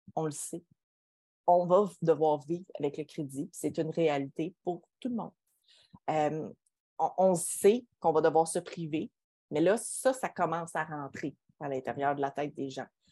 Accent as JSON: {"language": "French", "region": "Quebec", "country": "Canada", "said": "On est des Québécois"}